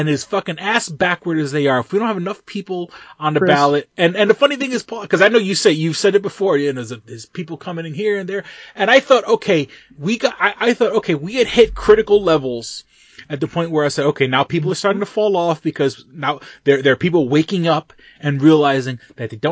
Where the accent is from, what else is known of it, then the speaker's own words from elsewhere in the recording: New York City, New York, United States; I grew up in New York City before Rudy Giuliani.